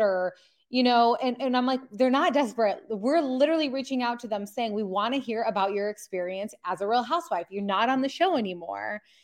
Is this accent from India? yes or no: no; Michigan, United States; we're from Michigan